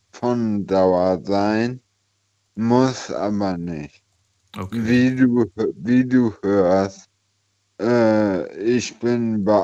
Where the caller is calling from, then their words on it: Eifel, Germany; Äh, ich komme aus der Eifel.